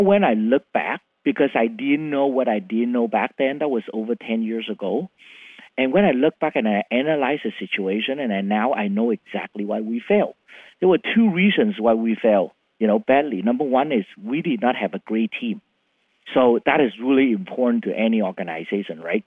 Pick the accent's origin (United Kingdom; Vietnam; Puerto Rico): Vietnam; English is a second language; moved away as an adult; also born or lived in Philippines / Canada; now in Seattle, United States; born in Vietnam